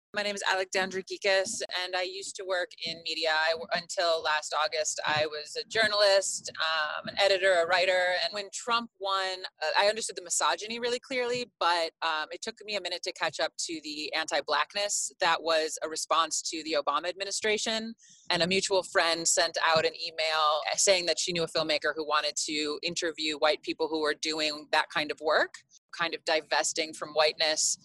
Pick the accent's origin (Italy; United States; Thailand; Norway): United States; Chicago, Illinois; I'm Greek. I'm American. I'm from Chicago